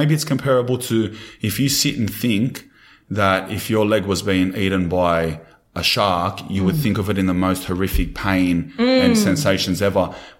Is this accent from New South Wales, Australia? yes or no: yes; Sydney, New South Wales, Australia; I grew up in Redfern and Glebe. We grew up in the streets.